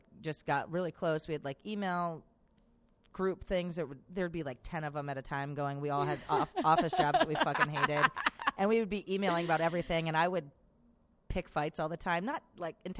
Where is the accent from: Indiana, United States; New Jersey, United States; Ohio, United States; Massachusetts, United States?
Indiana, United States; Valparaiso; moved away; also born or lived in Pittsburgh, Pennsylvania; I'm from Pittsburgh, and I grew up in Valparaiso, Indiana, and then I moved back to Pittsburgh